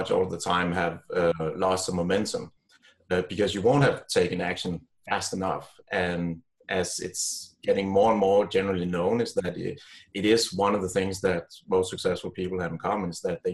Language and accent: English; Copenhagen, Capital Region of Denmark, Denmark; I grew up here in Copenhagen, in Denmark